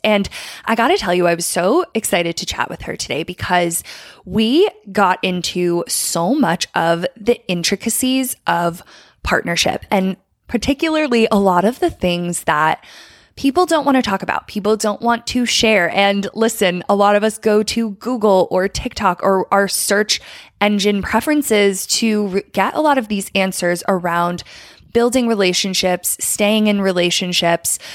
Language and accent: English; Philadelphia, Pennsylvania, United States; I'm from the Philly area